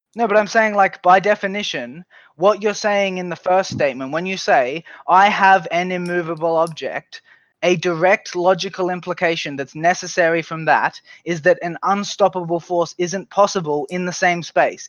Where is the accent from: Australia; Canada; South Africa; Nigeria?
Australia; I'm from Australia